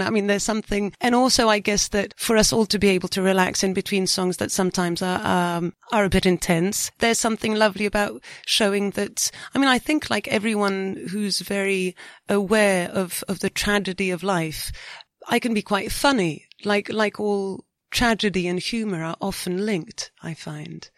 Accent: France; we haven't got many karaoke's in France

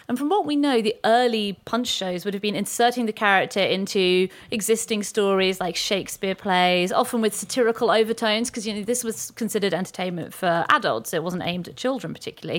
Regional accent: Weymouth, South West England, United Kingdom; I'm from Weymouth

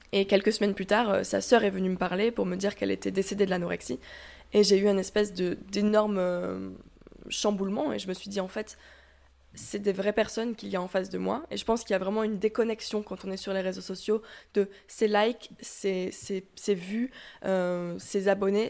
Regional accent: south-west France, France; now in Lyon, France; j'habite actuellement à Lyon, mais je viens plutôt du sud-ouest de la France

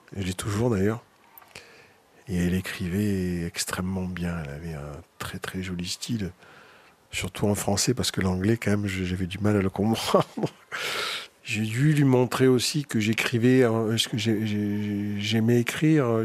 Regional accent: Marseille, Provence-Alpes-Côte d'Azur, France; moved away as an adult; now in Paris, France; J'habite à Paris. Je viens de Marseille, où j'ai passé les 20 premières années de ma

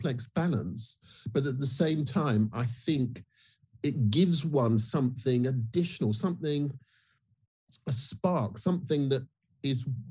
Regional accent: United Kingdom; I'm Black British

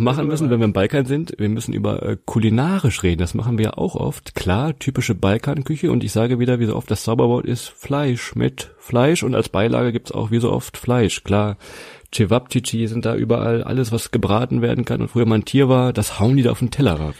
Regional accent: near Hannover, Lower Saxony, Germany; wir kommen aus der Nähe von Hannover

